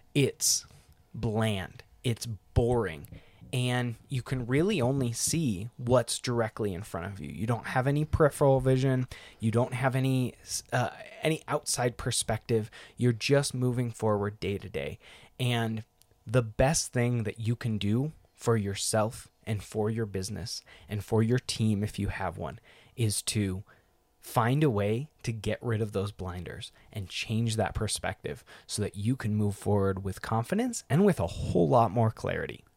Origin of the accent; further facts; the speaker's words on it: Northwest Washington, United States; Northwest Washington, where it's green and lush